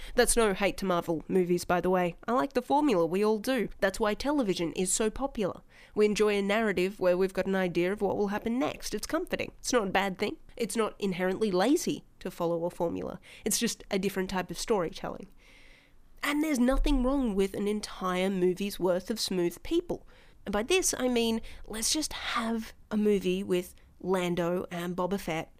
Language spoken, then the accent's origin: English; Australia; accent: Australian; people in Meet Space started telling me I was noticeably Australian